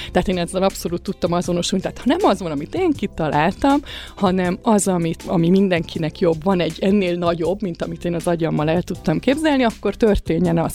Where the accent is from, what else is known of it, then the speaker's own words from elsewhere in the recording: Kaposvár, Somogy, Hungary; moved away; also born or lived in Budapest; én Kaposvári vagyok eredetileg